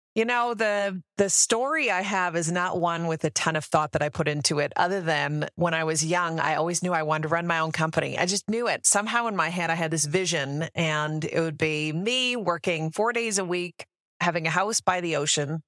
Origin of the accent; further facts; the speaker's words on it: Canada; moved away as an adult; also born or lived in Denver, Colorado; now in United States; I actually born and raised in Canada, moved down to the U S ten years ago